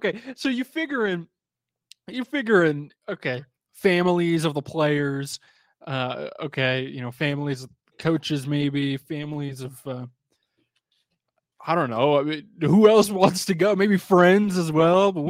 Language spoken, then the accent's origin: English; San Antonio, Texas, United States; moved away as an adult; now in California, United States; I grew up in San Antonio. I spent I don't know, over a decade of my life there.